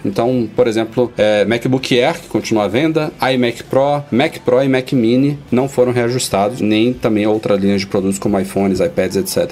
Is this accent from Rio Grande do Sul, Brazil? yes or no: no; Salvador, Bahia, Brazil; also born or lived in São Paulo; minha terrinha aqui, em Salvador, minha outra terra natal, São Paulo